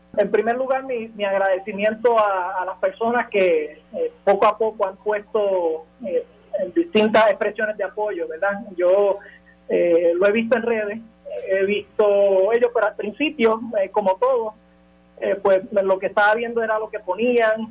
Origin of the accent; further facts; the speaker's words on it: Puerto Rico; En Puerto Rico la mayoría evidentemente somos, somos hispanos